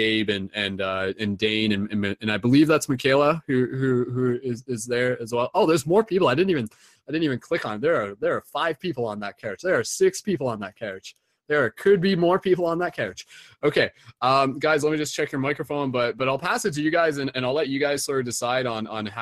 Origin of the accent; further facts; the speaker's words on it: Canada; accent: Canadian; my Canadian accent